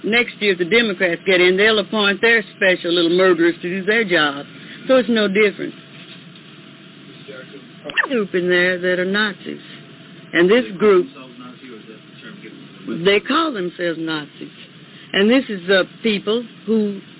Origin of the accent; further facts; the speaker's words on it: United States; We're all Americans. I'm not an African. I'm descended from Africa, but I'm an American